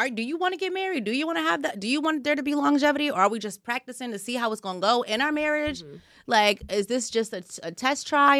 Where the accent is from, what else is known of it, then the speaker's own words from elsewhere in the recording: Nigeria; I'm Nigerian, man.